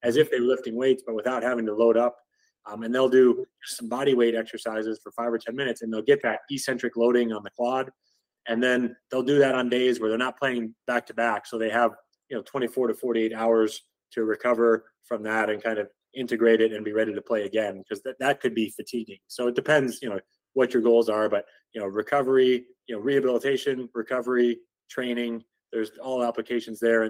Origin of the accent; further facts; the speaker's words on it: Chicago, Illinois, United States; now in Austin, United States; The Chicago Cubs, that was fun for me because that was my hometown team growing up there